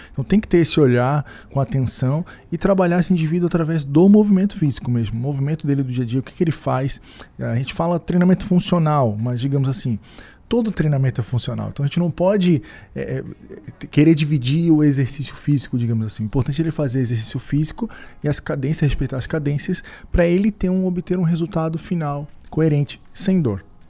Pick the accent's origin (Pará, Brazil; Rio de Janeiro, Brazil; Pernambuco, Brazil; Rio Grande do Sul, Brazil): Rio de Janeiro, Brazil; moved away as an adult; now in Criciúma, Brazil; sou do Rio de Janeiro